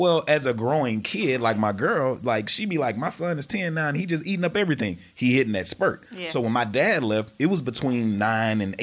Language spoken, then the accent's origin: English; Texarkana, United States; I'm from Texarkana, the country